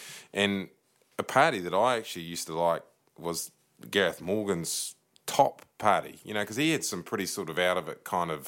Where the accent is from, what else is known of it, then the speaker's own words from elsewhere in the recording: Taranaki, New Zealand; I'm from Taranaki.